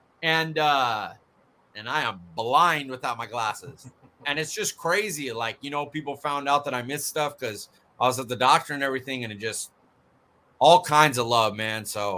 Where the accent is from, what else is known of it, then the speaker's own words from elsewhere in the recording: Fresno, California, United States; And I'm from Frisco or from California, Fresno.